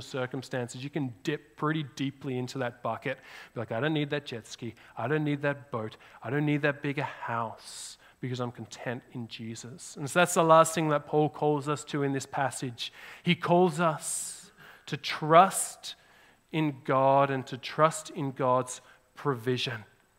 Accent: Australia; now in Canada; now I'm not just an Australian, I'm more Canadian

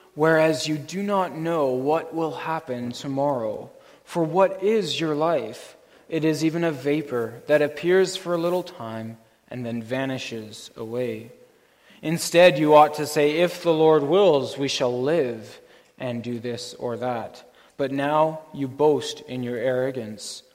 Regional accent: Canada; our Canadian culture

